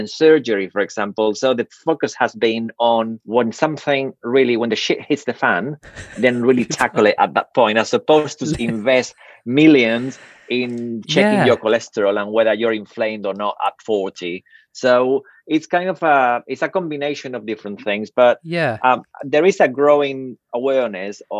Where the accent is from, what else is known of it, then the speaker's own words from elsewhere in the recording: Spain; now in United Kingdom; I grew up in Spain